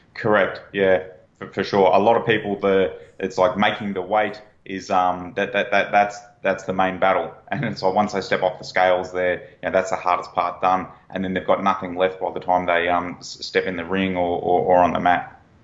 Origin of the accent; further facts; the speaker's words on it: Australia; accent: Australian; I'm an Australian national, if you can't tell from the accent.